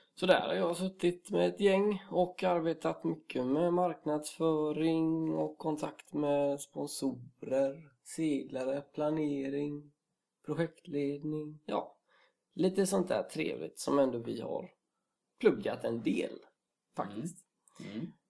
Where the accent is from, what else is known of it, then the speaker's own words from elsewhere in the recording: Gothenburg, Västra Götaland, Sweden; also born or lived in Karlstad; en stolt göteborgare och mm. det är eh, kul att komma hem till Göteborg igen